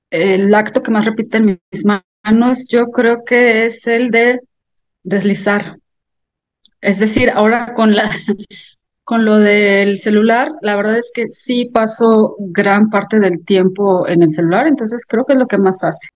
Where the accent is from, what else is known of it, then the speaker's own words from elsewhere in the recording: Celaya, Guanajuato, Mexico; soy una escritora de Celaya, Guanajuato